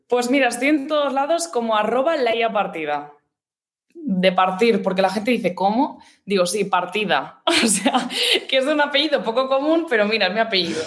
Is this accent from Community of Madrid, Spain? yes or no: no; Gavà, Catalonia, Spain; mi pueblo, como tal, ¿sabes? De Gabá.